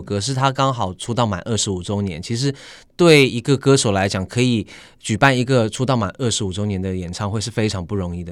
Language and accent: Chinese; Sydney, New South Wales, Australia; moved away as an adult; 当然我在澳洲雪梨长大